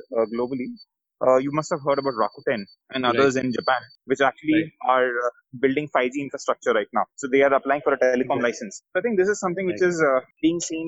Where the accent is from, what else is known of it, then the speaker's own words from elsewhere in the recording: Kolkata, West Bengal, India; moved away; also born or lived in Chennai / Bangalore; I'm a South Indian, born and brought up in Calcutta, been in Chennai, been in Bangalore and a lot of places.